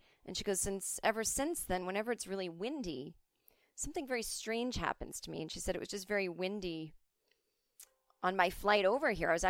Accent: United States; I'm an American.

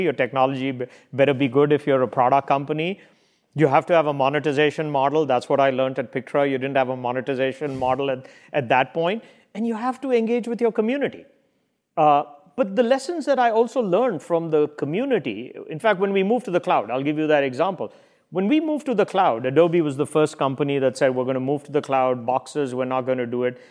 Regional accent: India; moved away; We all grew up reading that in India

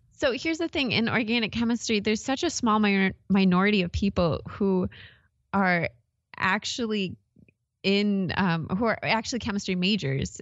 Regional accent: Wisconsin, United States; also born or lived in Iowa; now in Arizona, United States; I, I'm from Wisconsin, actually, originally

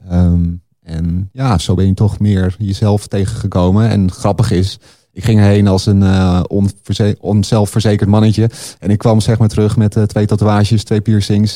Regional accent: Laren, North Holland, Netherlands; de sportschool in de plaatsje Laren, waar ik opgroeide

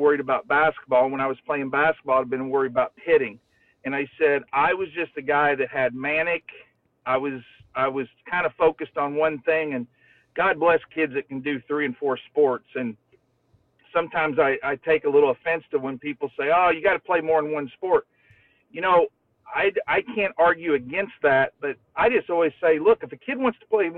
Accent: Floyds Knobs / New Albany area, Indiana, United States; I was 10 minutes from the University of Louisville

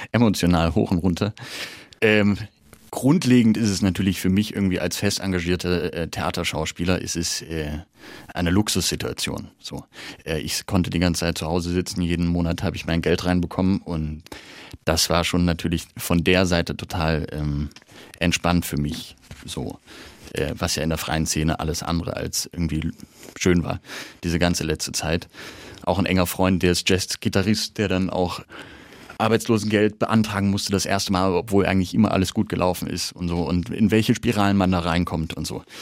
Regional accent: Halle, Saxony-Anhalt, Germany; so ein Herz für Nürnberg schlägt wie für meine Heimatstadt Halle

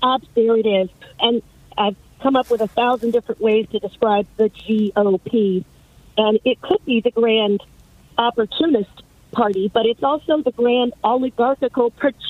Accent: Boyd County, Kentucky, United States; now in Louisville, United States; I was born in Boyd County

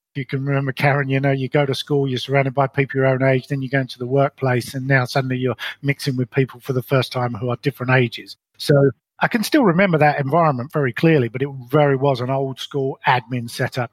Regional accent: London, United Kingdom; moved away as an adult; also born or lived in Colorado; now in New Zealand; I was brought up in London in what I describe as a very ordinary upbringing.

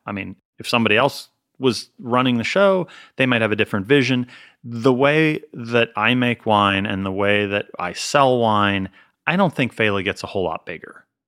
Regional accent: Pennsylvania, United States; also born or lived in Colorado / Massachusetts; now in California, United States; I'm not from California. I'm from Pennsylvania

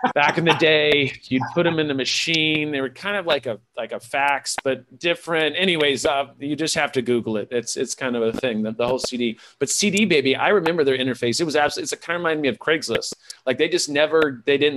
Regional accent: California, United States; was raised by hippies in California

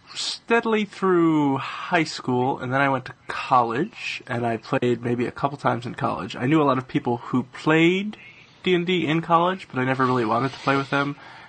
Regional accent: New York, United States; now in Philadelphia, United States; I'm originally from New York, and so I moved to New York, and then after a while I moved to Philadelphia

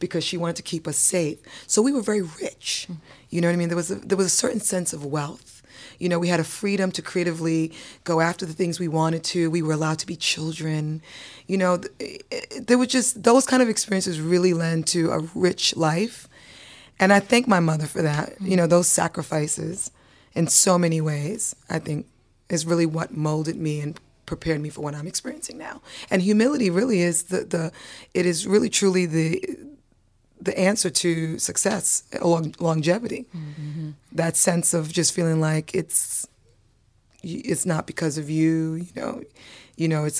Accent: New York City, New York, United States; born or raised there; also born or lived in Antigua / St. Croix

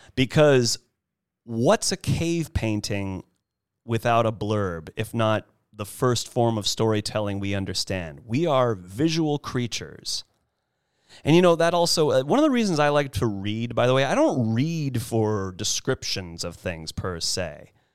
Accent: Monterey Peninsula, California, United States; now in Los Angeles, United States; I'm originally from the Monterey Peninsula

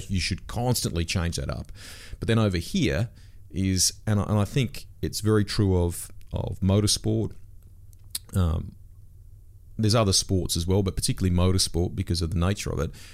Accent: Sydney, New South Wales, Australia; I grew up in Sydney's Northwest

